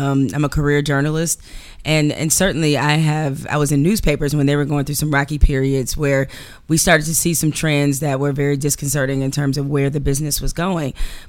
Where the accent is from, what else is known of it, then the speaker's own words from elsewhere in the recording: Detroit, Michigan, United States; I'm from Detroit. We don't do that.